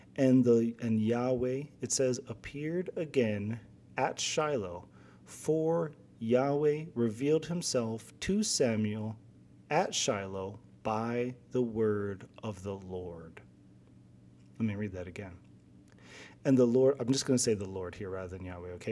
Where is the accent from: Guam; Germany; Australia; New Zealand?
Guam; moved away; So I'm from Guam originally.